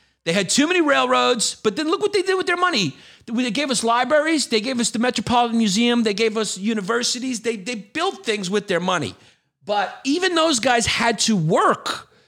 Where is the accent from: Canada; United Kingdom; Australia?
United Kingdom; Scotland; I'm from Scotland. Just talk normal, dude.